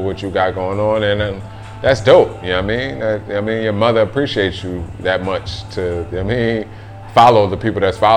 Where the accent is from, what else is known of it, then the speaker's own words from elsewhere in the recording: New Jersey, United States; moved away; I'm just an ignorant ass motherfucker from New Jersey